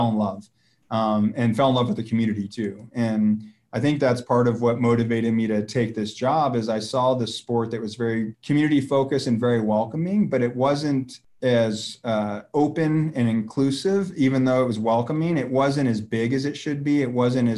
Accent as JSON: {"language": "English", "region": "Arizona", "country": "United States", "said": "I'm from Arizona"}